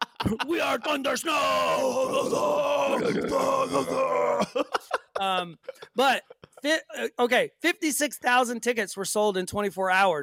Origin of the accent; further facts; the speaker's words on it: the South, United States; you and I know this from growing up in the South.